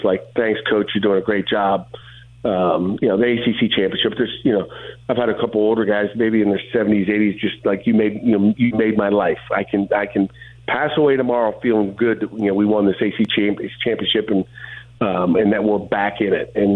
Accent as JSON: {"language": "English", "town": "Youngstown", "region": "Ohio", "country": "United States", "tie": "born or raised there", "said": "I grew up with that in Youngstown, Ohio"}